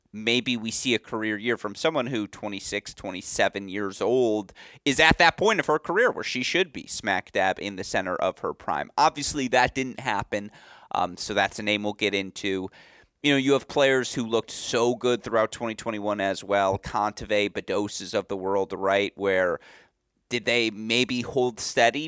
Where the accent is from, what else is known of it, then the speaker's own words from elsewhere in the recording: West Bloomfield, Michigan, United States; I grew up training. Shout out Sports Club West Bloomfield